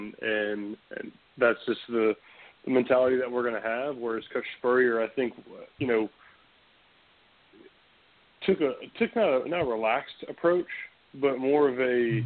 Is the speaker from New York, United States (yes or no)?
no; Chapin, South Carolina, United States; I was born and raised in Chapin, South Carolina